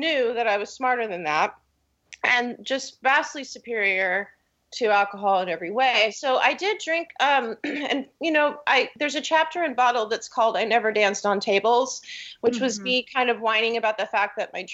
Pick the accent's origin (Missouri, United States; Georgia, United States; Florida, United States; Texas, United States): Missouri, United States; Kansas City; I grew up around Kansas City, and it's really confusing because it's Missouri, but we're right on the line.